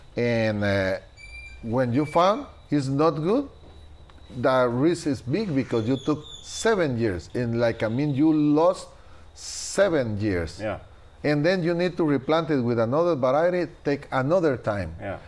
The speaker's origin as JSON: {"language": "English", "country": "Guatemala", "also_born_or_lived": "Marcala, Honduras", "second_language": "English", "moved": "as an adult", "lives_now": "Honduras", "said": "I am original from Guatemala, but in 1992"}